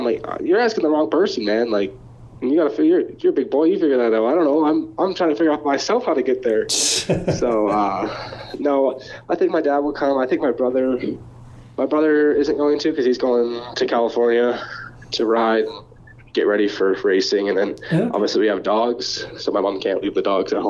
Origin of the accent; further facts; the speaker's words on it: Canada; I don't really know who is all doing the East as a Canadian.